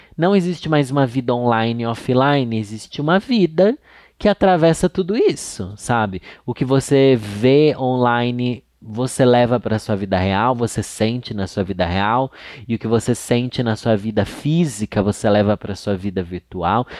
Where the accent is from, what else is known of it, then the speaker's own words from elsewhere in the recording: Sorocaba, São Paulo, Brazil; moved away; lá no meu bairro Júlio de Mesquita Filho tinha uma locadora